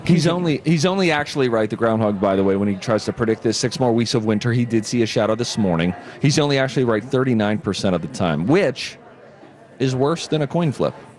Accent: Pennsylvania, United States; I'm from Pennsylvania

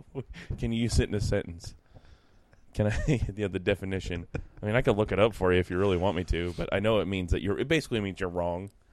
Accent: Newark, United States; I'm from Newark

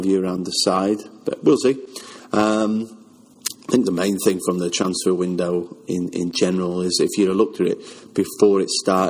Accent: Wales, United Kingdom; I'm Welsh

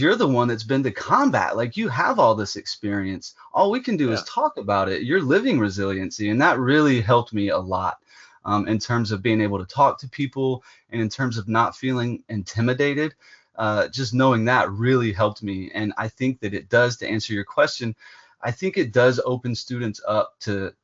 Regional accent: Prattville, Alabama, United States; I'm from Prattville, Alabama

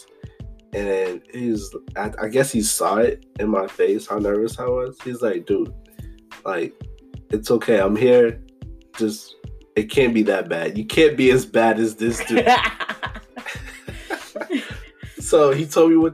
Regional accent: Boston, Massachusetts, United States; I was born here in Boston

